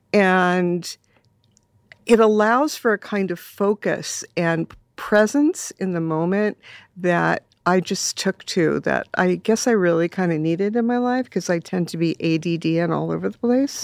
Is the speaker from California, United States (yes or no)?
yes; Los Angeles, California, United States; I grew up in Silver Lake mm-hmm. in the 60s, a very, very, very different place.